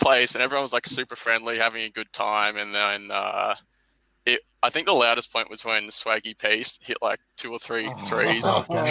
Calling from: Melbourne, Victoria, Australia; I'm part of the Melbourne Denver Stiffs community.

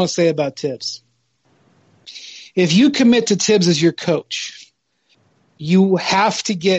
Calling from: Brooklyn, New York, United States; I'm calling from Brooklyn, New York

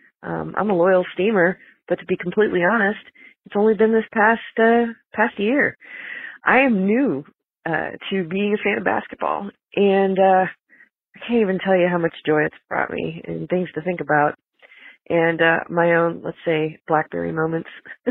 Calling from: Kansas City, United States; My pronouns are they, them. I'm calling you from Kansas City.

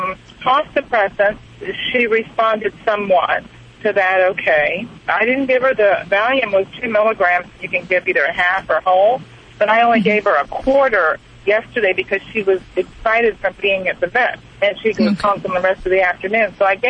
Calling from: St. Petersburg, Florida, United States; I'm from St. Petersburg, Florida.

